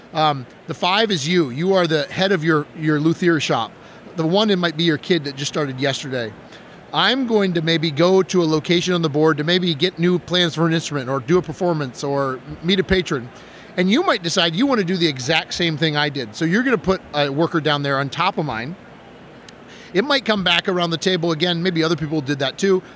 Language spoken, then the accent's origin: English; Wisconsin, United States; I'm from Wisconsin